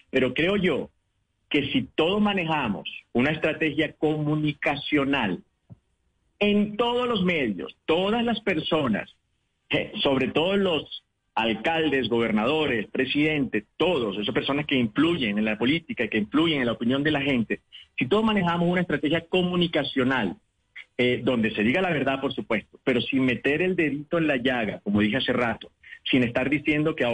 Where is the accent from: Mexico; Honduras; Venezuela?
Venezuela; now in Colombia; es una muestra de la gran mayoría de lo que somos los venezolanos, no solo en Colombia, sino en el resto del mundo.